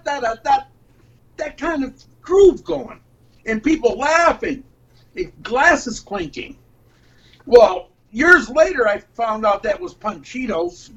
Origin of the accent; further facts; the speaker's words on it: Detroit, Michigan, United States; now in Ann Arbor, United States; I'm from Detroit